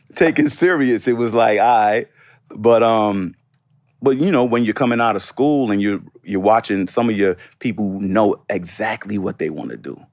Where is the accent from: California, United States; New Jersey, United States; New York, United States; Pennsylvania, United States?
New York, United States; New York City; moved away as an adult; also born or lived in Washington, D.C.; my growing up in Harlem.